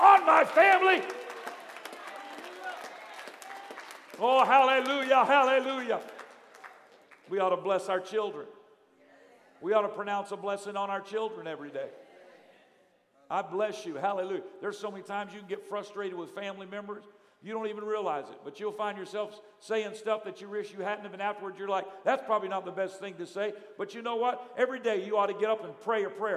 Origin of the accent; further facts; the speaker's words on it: United States; I was born in the United States of America